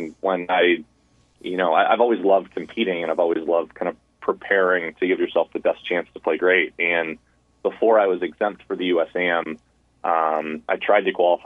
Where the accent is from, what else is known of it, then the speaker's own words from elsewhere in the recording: United States; growing up in the United States